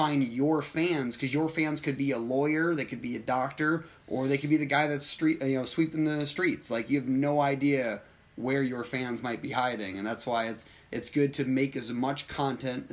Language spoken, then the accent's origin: English; United States; I'm from America